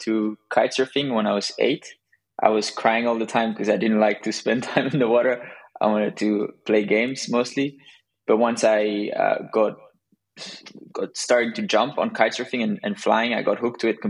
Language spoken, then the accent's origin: English; southern Spain, Spain; also born or lived in Belgium; I'm originally from Belgium, but my parents moved to south of Spain when I was a kid